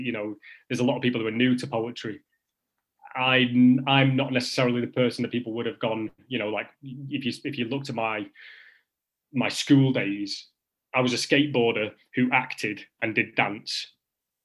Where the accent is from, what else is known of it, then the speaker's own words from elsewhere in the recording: the north of England, United Kingdom; accent: Northern; as a Northerner